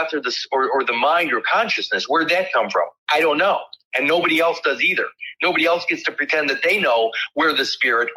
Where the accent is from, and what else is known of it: Winnebago County, Illinois, United States